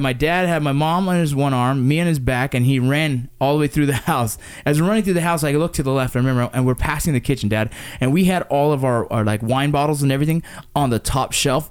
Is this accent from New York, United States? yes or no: no; Los Angeles, California, United States; we grew up in the Los Angeles San Fernando Valley area